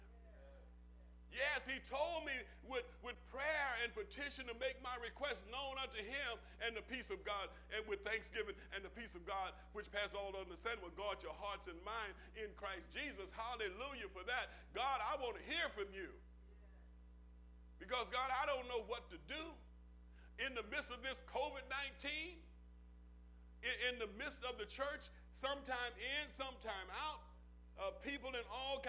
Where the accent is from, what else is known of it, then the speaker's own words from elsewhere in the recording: Oklahoma, United States; I'm from Oklahoma